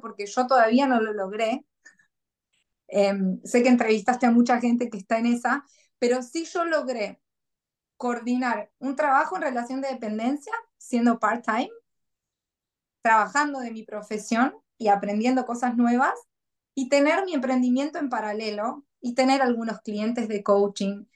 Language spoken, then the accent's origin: Spanish; Argentina; moved away as an adult; now in Gold Coast, Australia; no es que no quiera mi país y que deje de ser argentina